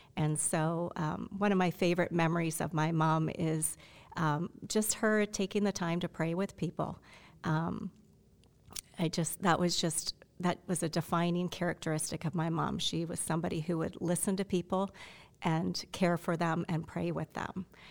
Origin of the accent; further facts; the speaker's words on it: Canada; moved away; I'm Canadian. I have a Canadian passport